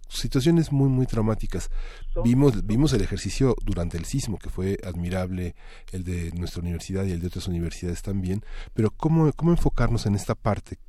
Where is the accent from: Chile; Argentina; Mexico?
Mexico; somos mexicanos